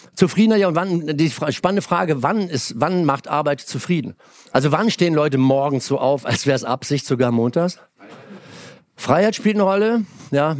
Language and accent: German; Germany; moved away; Damals so als acht, neunjähriger mit Pfeil und Bogen dahin gezogen, durch die Weinberge. Und also das Dorf, das andere Dorf war zwei Kilometer Mosel aufwärts.